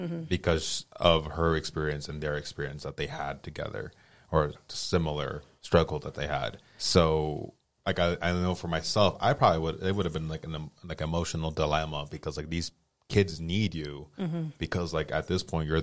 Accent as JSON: {"language": "English", "region": "Colorado", "country": "United States", "tie": "born or raised there", "said": "I grew up, I was born in Colorado and grew up here"}